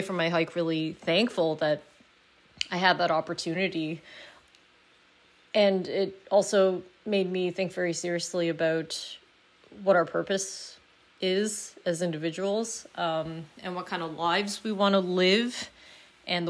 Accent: Canada; as a Canadian

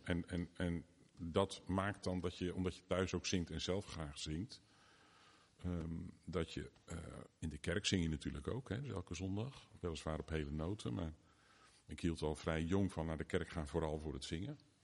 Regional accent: Driebergen, Utrecht, Netherlands; now in Gouda, Netherlands; de grootste tijd van mijn jeugd wel in Driebergen gewoond. Daar ben ik opgegroeid.

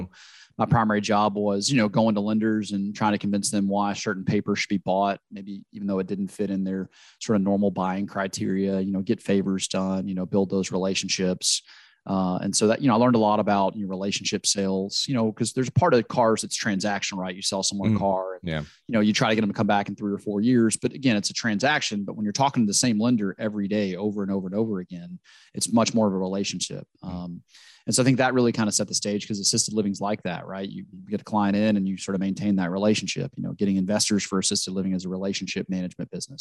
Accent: Louisiana, United States; I'm from Louisiana

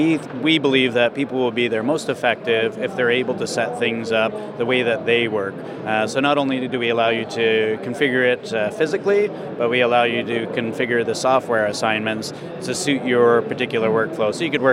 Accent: Kitchener-Waterloo, Ontario, Canada; We're from Canada. Oh, really? Where in Canada? So about an hour outside of Toronto. It's called Kitchener-Waterloo.

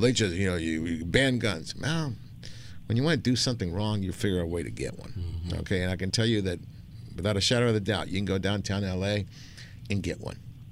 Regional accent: Argentina; now in United States

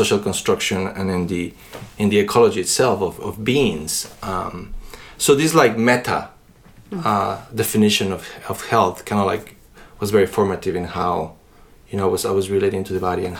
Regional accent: Quito, Pichincha, Ecuador; moved away; I was born in Quito, Ecuador.

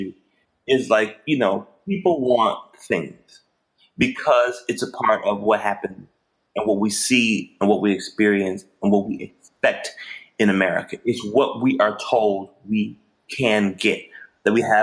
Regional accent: Memphis, Tennessee, United States; I grew up in Memphis, grew up with a family who loved me

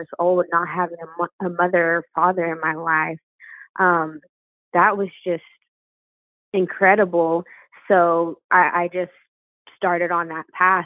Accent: Cleburne, Texas, United States; In a small town called Cleburne, born and raised.

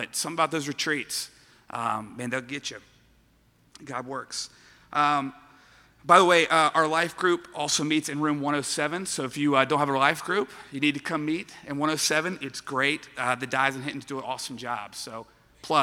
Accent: Baton Rouge, Louisiana, United States; I was born and raised in Baton Rouge, where I attended Parkview Baptist Church

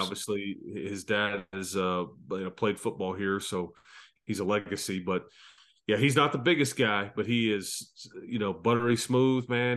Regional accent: Fort Worth, Texas, United States; now in Lubbock, United States; I grew up in Fort Worth, and they have great barbecue

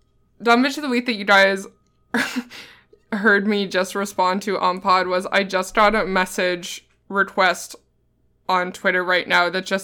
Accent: Canada; I'm Canadian

